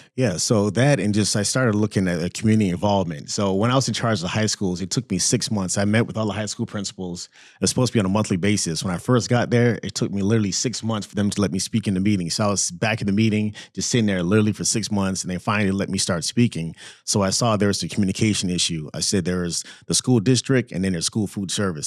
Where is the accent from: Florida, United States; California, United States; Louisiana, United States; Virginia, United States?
Florida, United States; Orlando; also born or lived in Saint Croix, U.S. Virgin Islands; I grew up there in Florida, grew up a free lunch kid, um, in Orlando, Florida